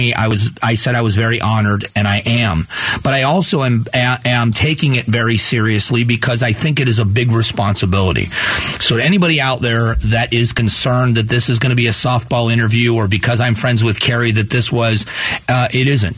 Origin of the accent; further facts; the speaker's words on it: Arizona, United States; I am an Arizonan